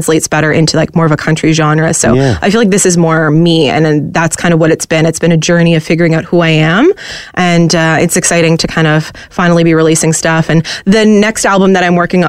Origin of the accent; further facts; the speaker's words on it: Peterborough, Ontario, Canada; moved away; also born or lived in Los Angeles; I grew up in Peterborough, where we listened to a lot of country music growing up